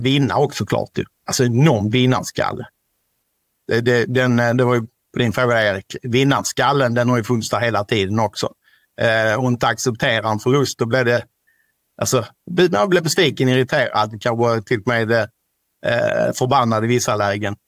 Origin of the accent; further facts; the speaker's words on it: Ystad, Skåne, Sweden; vi kommer ju från Ystad kommun